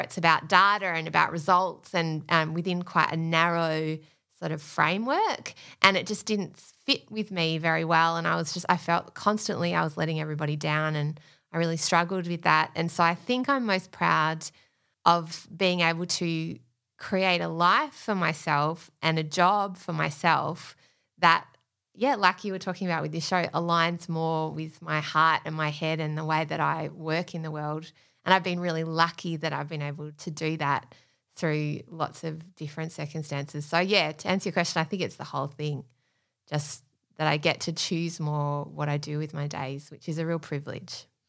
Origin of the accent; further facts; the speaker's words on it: Australia; we're Australian